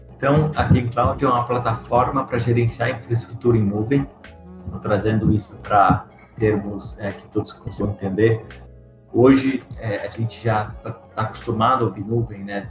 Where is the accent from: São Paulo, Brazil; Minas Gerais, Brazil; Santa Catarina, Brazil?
São Paulo, Brazil; interior of; eu sou do interior de São Paulo, então é um setor que eu conheço bastante, morei em fazenda e tudo mais